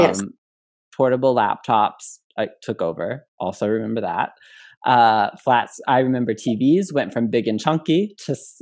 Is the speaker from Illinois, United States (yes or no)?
yes; Illinois, United States; I grew up in Illinois where it was already legal